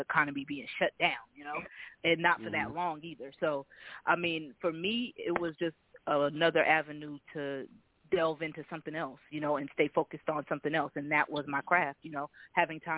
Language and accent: English; Boston, Massachusetts, United States; moved away; I'm originally from Boston